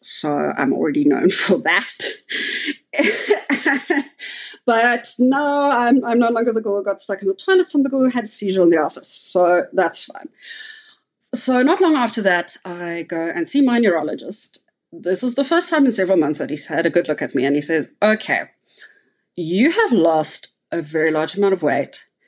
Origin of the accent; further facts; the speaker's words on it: Cape Town, Western Cape, South Africa; now in Johannesburg, South Africa; I live in Johannesburg, South Africa. So I'm originally from Cape Town.